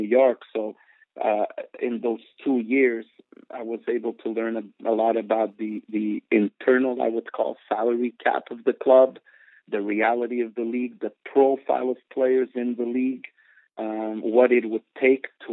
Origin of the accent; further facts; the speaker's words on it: Portugal; also born or lived in Montreal, Canada / South Africa / Mozambique; now in Los Angeles, United States; I grew up in Portugal. But the truth is that I'm born in Montreal, Canada